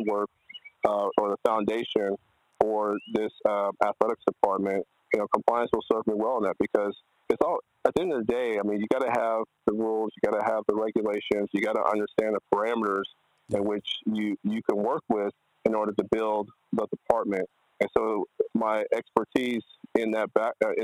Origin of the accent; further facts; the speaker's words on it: Texas A&M University, United States; It's my hometown